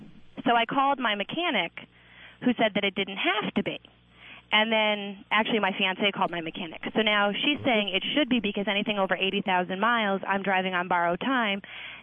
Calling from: Amherst, New Hampshire, United States; Amherst, New Hampshire.

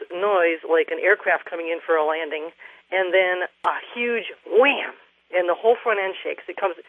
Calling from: Montgomery, Massachusetts, United States; Well, I'm in Western Massachusetts in Montgomery.

